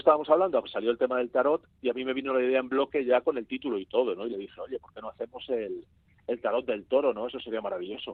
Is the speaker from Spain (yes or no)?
yes; Spain; yo español